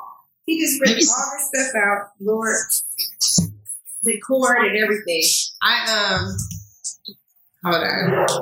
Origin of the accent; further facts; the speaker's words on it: Seattle, Washington, United States; now in Los Angeles, United States; I was born in Seattle.